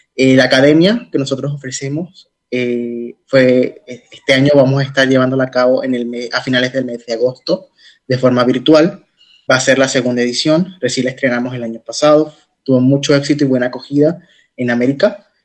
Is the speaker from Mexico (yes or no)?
no; Puerto Rico; en mi país